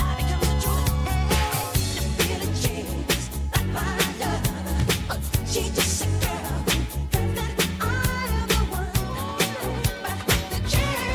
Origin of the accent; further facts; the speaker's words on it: New York City, New York, United States; also born or lived in Trinidad and Tobago; I'm a kid from Brooklyn with Trinidad ties, Trinidad roots